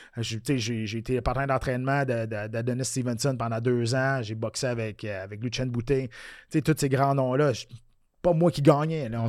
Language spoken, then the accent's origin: French; Quebec City, Quebec, Canada; moi je viens de Québec